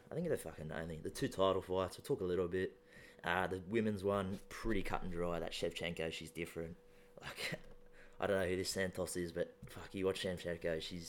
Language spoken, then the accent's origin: English; Australia; I'm fucking Australian.